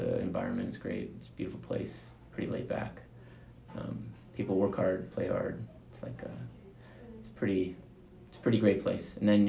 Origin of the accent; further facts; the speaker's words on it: Atlanta, Georgia, United States; moved away as an adult; I grew up in Atlanta, so I lived in Atlanta until I was, five years ago.